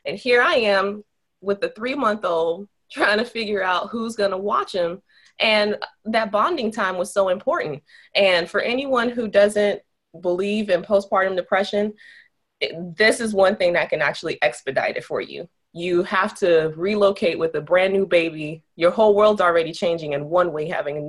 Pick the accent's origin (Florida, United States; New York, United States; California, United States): Florida, United States; Miami; moved away as an adult; now in St. Augustine, United States; I'm from South Florida. I'm from Miami